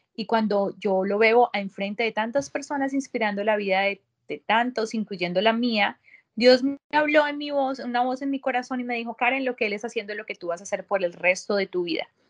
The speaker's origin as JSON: {"language": "Spanish", "region": "Bogotá", "country": "Colombia", "tie": "born or raised there", "also_born_or_lived": "Barranquilla, Colombia", "moved": "as an adult", "lives_now": "United States", "said": "yo soy colombiana, nací en mi hermoso país, Colombia, en Barranquilla, me crié en la capital, en Bogotá"}